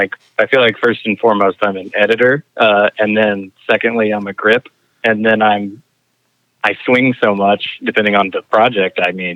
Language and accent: English; Griffin, Georgia, United States; I was born in Griffin, Georgia, in Spalding Regional Medical Center.